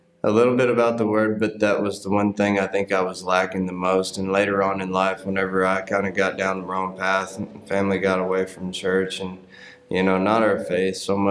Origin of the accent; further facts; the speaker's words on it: Paris, Tennessee, United States; where I grew up in Paris, Tennessee, was a pretty small town